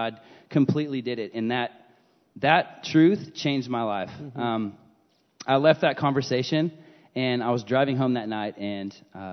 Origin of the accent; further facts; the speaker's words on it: Aledo, Texas, United States; I grew up in Aledo